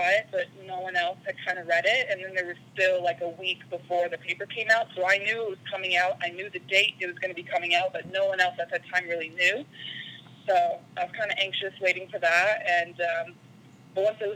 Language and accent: English; Winnipeg, Manitoba, Canada; moved away as an adult; also born or lived in Utah; I'm from Winnipeg, Manitoba, in Canada